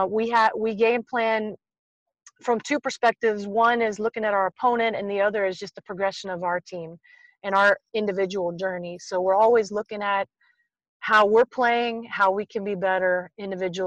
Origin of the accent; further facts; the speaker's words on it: Tennessee, United States; I grew up in Tennessee